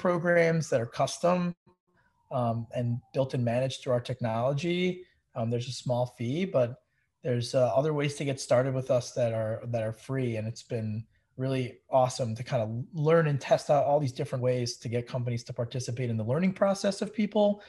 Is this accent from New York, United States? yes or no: yes; New York area, United States; also born or lived in Eastern Pennsylvania; I grew up in the New York area. I actually had been from there my whole life up until I was 18